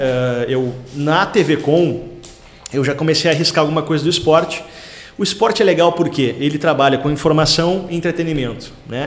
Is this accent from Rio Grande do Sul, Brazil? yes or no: yes; Taquara, Rio Grande do Sul, Brazil; moved away as an adult; also born or lived in Porto Alegre; nasci em Itaquara, me criei lá, estudei né, no Colégio Santa Terezinha